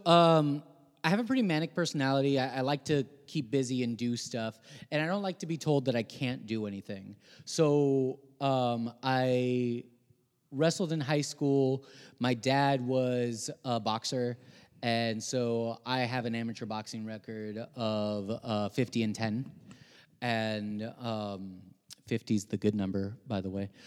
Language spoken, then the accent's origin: English; Guaynabo, Puerto Rico; also born or lived in Rio Piedras, Puerto Rico; now in United States; So, I was born in Rio Piedras, Puerto Rico. Um, I grew up in a city called Guaynabo.